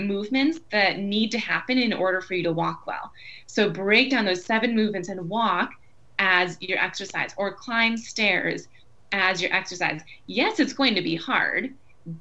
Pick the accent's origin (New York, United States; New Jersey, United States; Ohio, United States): New York, United States; Buffalo; moved away as an adult; also born or lived in Boston; today I am near Buffalo, New York. So I moved back to my hometown about a year ago